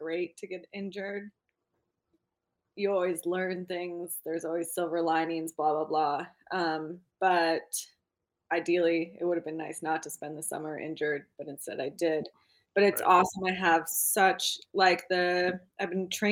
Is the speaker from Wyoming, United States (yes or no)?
yes; Jackson, Wyoming, United States; moved away as an adult; now in Austria; I was born and raised in Jackson, Wyoming, which was very lucky. And yeah, currently living in the Alps.